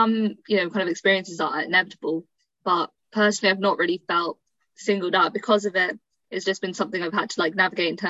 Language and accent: English; United Kingdom; I am born and raised in the UK, but my family are originally from Sri Lanka